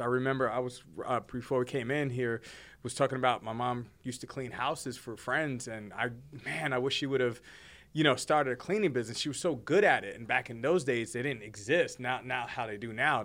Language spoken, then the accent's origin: English; Hoboken, New Jersey, United States; also born or lived in Bronx, New York; now in Fort Worth, United States; born and raised in Jersey. I'm a Jersey boy